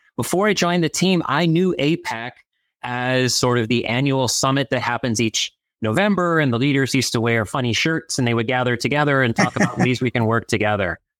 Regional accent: Chicago, Illinois, United States; now in Washington, D.C., United States; my home state of, of Illinois

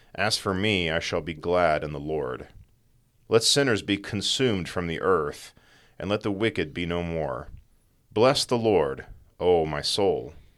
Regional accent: East Texas, United States; now in West Texas, United States; growing up in East Texas, where you're basically in forest and there's lots of trees

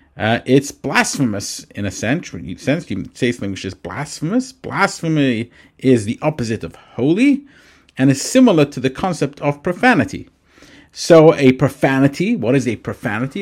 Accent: England, United Kingdom; moved away; when I grew up in England

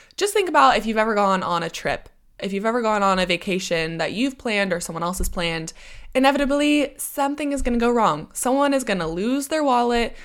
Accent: United States; accent: American; moved away as an adult; now in United Kingdom; I always hold on to my American accent

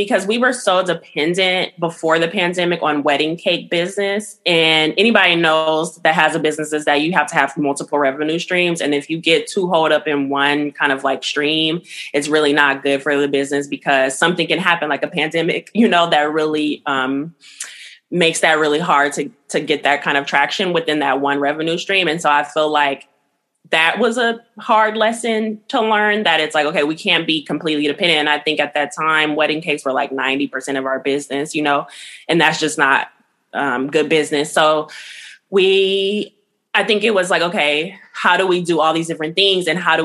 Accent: Los Angeles, California, United States; moved away as an adult; now in Oakland, United States; I'm from Los Angeles, like I said, and I came here to go to school at SF State

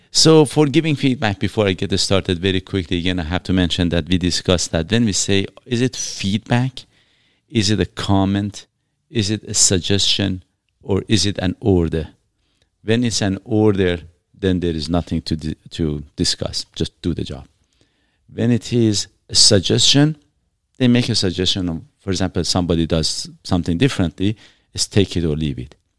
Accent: Iran; now in Canada; I'm from Iran, uh, originally.

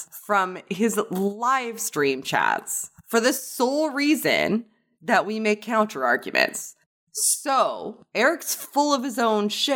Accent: Canada; I'm from Canada

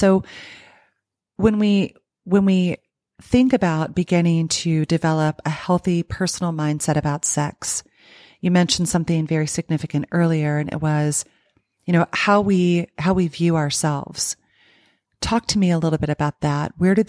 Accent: the South, United States; I grew up in the South as a woman

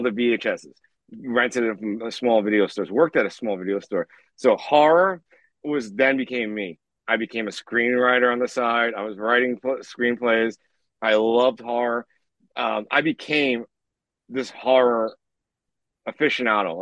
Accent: New York City, New York, United States; I'm from Queens, New York. I started growing up with a single mom

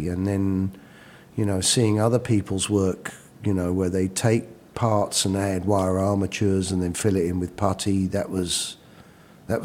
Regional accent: London, United Kingdom; now in United States; Yeah, right in the middle.

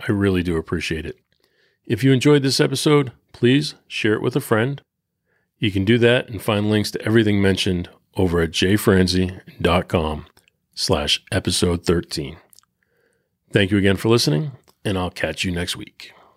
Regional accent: Peabody, Massachusetts, United States; my hometown in Peabody

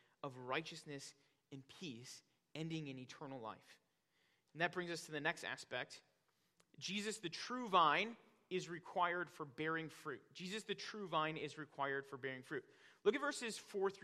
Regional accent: Northwest Indiana, United States; now in Wisconsin, United States; growing up in Northwest Indiana, my dad had a huge garden in our backyard

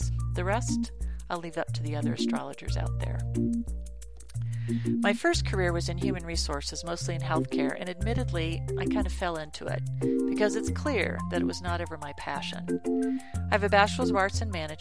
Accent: Colorado, United States; I was born and raised in Colorado, where I still reside

